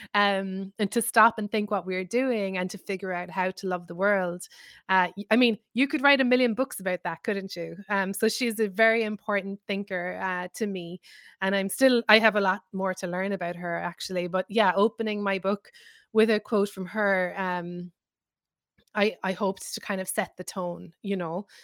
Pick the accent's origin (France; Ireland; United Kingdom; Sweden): Ireland; moved away as an adult; now in New York, United States; I'm Irish.